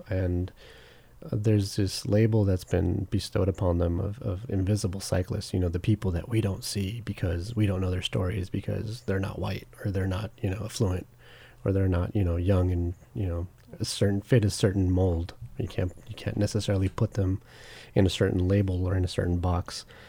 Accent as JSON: {"language": "English", "town": "Long Beach", "region": "California", "country": "United States", "tie": "born or raised there", "said": "I grew up in Long Beach"}